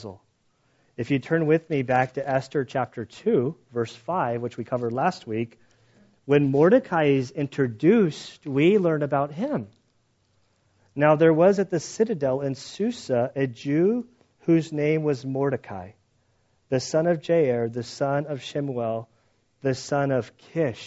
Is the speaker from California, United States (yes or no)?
yes; San Diego, California, United States; I grew up in San Diego